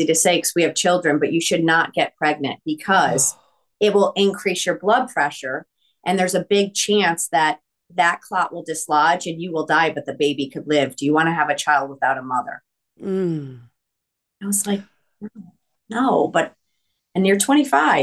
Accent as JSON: {"language": "English", "region": "East Coast", "country": "United States", "said": "I'm Italian from the East Coast"}